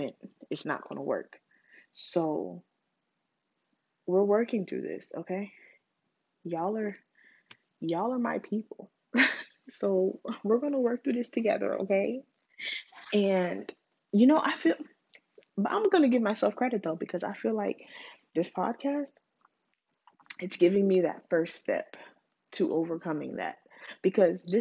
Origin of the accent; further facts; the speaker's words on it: Charleston, South Carolina, United States; I'm from Charleston